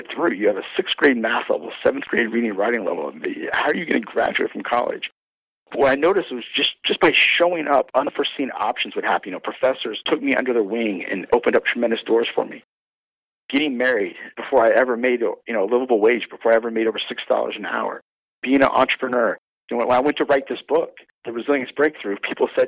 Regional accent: Maryland, United States; I'm from Maryland. Maryland's the crab state

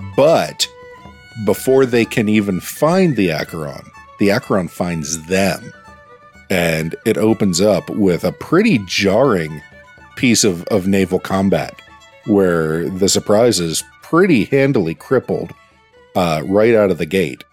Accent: Pittsburgh, Pennsylvania, United States; my hometown

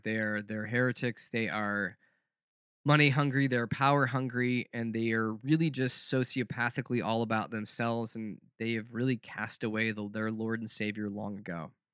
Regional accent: the South, United States; growing up in the South

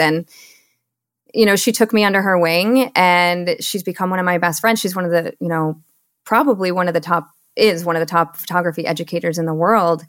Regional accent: Michigan, United States; moved away as an adult; also born or lived in Seattle; I was born and raised in Michigan

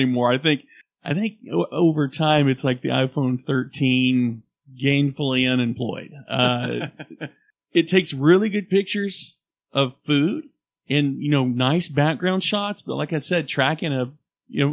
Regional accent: Oklahoma, United States; I'm from Oklahoma

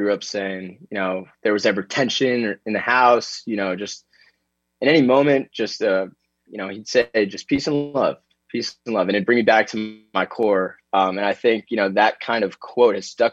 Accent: Florida, United States; growing up in Florida

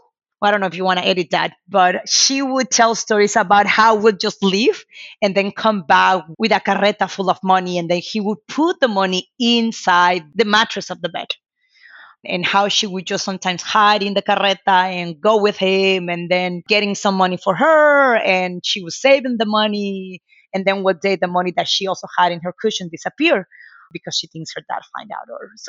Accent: Merida, Yucatán, Mexico; Growing up in Merida, I had two older brothers. I'm the youngest of three siblings.

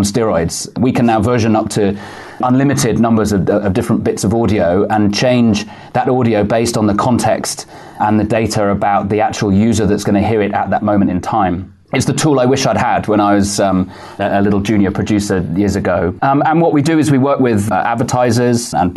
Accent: United Kingdom; moved away as an adult; also born or lived in Manchester; now in New York, United States; I'm a Brit, lived in the UK most of my life

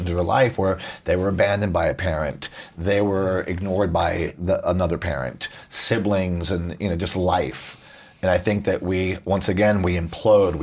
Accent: Puerto Rico; I grew up in Puerto Rico

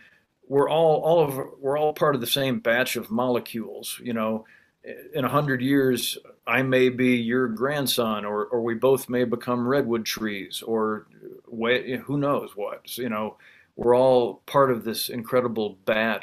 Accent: Illinois, United States; I'm from Illinois, farm country

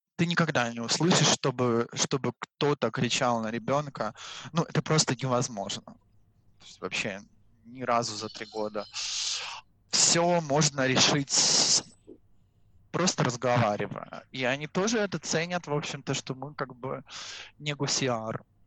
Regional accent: Russia; now in Mexico; быть русским в Мексике с испанским языком

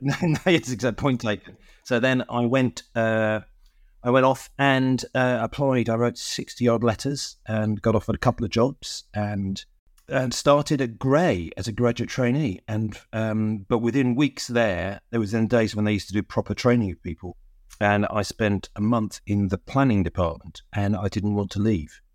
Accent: London, United Kingdom; the church where I grew up in North London

